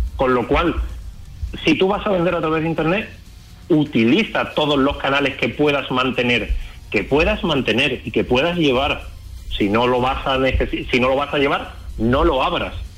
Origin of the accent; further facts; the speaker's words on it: Chiclana de la Frontera, Andalusia, Spain; Yo soy de Chiclana, de Cádiz